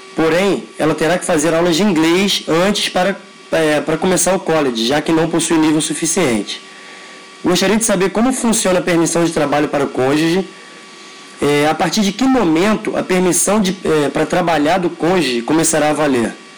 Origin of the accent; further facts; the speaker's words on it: Rio de Janeiro, Brazil; sou do Rio de Janeiro